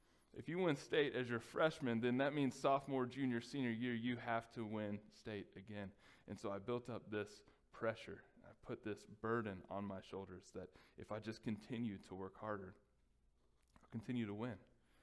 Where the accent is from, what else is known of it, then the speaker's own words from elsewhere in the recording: Texas, United States; growing up in Texas